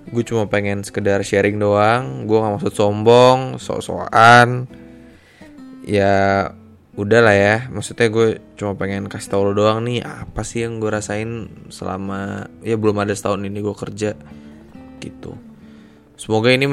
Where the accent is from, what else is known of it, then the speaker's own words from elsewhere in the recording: Jakarta, Indonesia; asal gue dari Jakarta dan saat ini gue bekerja di salah satu kantor hukum di bilangan Jakarta Selatan.